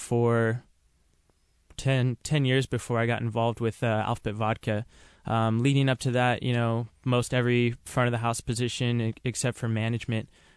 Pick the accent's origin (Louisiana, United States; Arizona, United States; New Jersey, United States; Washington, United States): Washington, United States; Seattle; I'm born and raised from Seattle